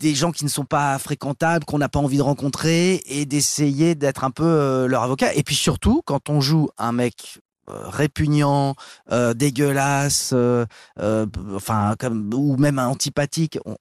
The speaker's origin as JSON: {"language": "French", "town": "Paris", "region": "Île-de-France", "country": "France", "tie": "born or raised there", "said": "je suis né dans le 16e, j'ai grandi dans le 16e, je me suis réinstallé dans le 16e"}